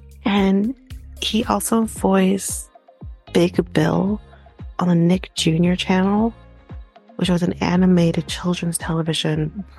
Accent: Canada; As a Canadian

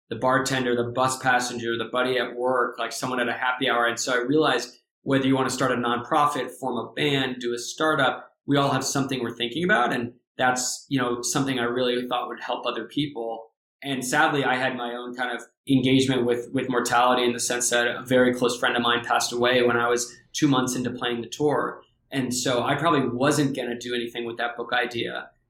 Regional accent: Santa Barbara, California, United States; also born or lived in New York City / Tennessee; So I grew up in New York City, actually, where you're uh, out, out uh, your way. We moved when I was a few years old to Tennessee and then to California a few years after that. So my teenage years were in Southern California, in Santa Barbara.

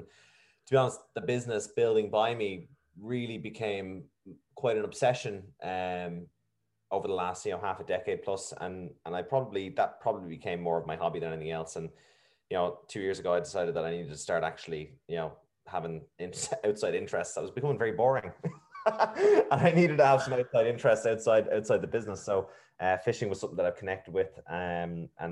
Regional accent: Navan, Leinster, Ireland; also born or lived in Dunshaughlin; I was in two all Irish primary schools, actually. I moved from Dunshaughlin to Navan

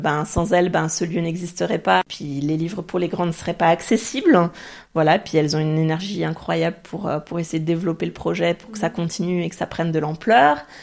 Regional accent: France; first language French; moved away as an adult; also born or lived in French-speaking Switzerland; now in Zurich, Switzerland; on est française

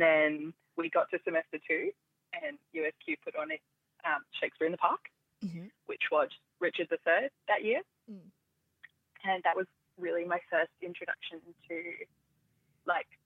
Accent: Brisbane, Queensland, Australia; moved away as an adult; now in Melbourne, Australia; I'm from Brisbane. I live in Melbourne.

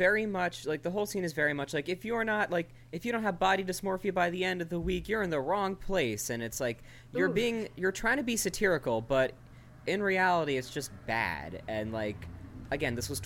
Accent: Rockland County, New York, United States; where I grew up in Rockland County

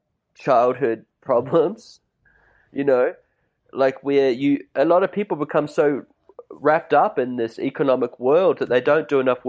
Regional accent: New Zealand; also born or lived in China; now in Byron Bay, Australia; I grew up in New Zealand.

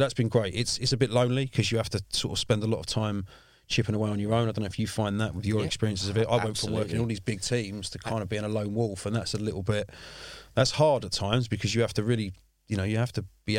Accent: London, United Kingdom; I mean, I grew up in South East London. I've lived here all my life.

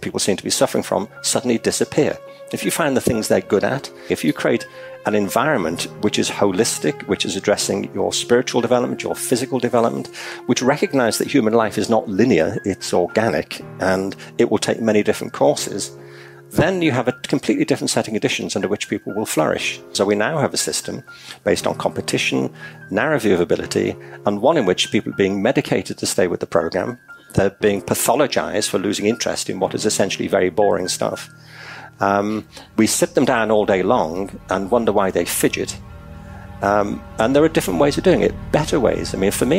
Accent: Liverpool, North West England, United Kingdom; I'm from Liverpool in England. I went to school across the city centre from the Liverpool Institute

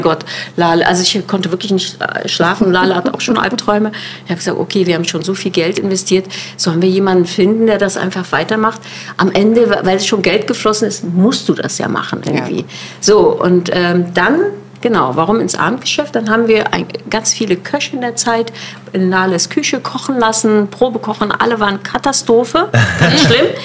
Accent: Neukölln, Berlin, Germany; ich komme aus Neukölln

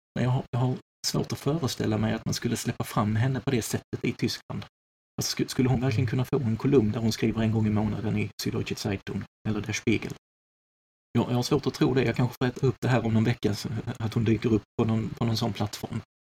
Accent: Sweden; som svensk

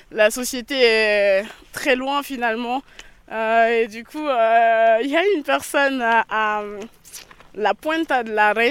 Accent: France; Et tu viens de quel pays d'Afrique Et je lui dis ben Je viens de France.

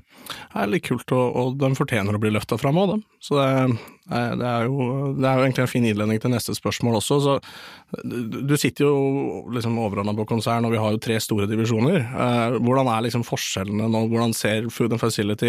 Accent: Eastern Norway, Norway; Jeg er jo en østlending

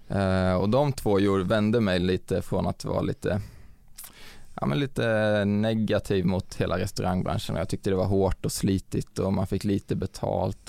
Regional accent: Vänge, Sweden; moved away; i min lilla håla Vänge där jag kommer ifrån

